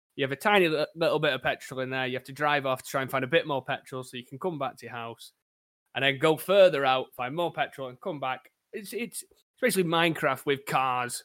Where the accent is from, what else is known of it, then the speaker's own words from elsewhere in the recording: Crewe, North West England, United Kingdom; I am from a sunny town of Crewe over in England, where not much really goes on